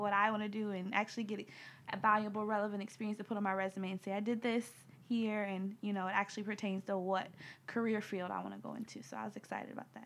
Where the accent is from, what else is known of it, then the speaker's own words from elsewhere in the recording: Cleveland, Ohio, United States; from Cleveland, Ohio